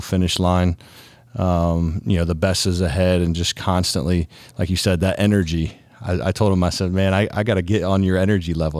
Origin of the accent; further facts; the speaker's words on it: Ohio, United States; From Ohio, born and raised